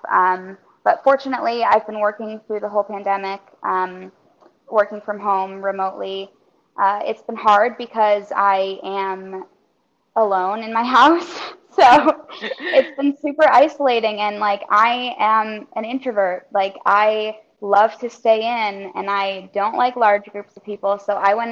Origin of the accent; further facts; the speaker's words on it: Michigan, United States; also born or lived in Baltimore, Maryland; now in Orlando, United States; I'm originally from Michigan